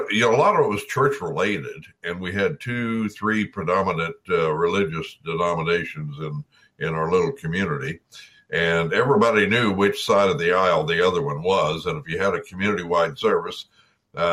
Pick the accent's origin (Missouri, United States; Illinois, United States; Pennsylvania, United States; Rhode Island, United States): Missouri, United States; DeKalb County; DeKalb County, Missouri, Sturgeville, near where my hometown is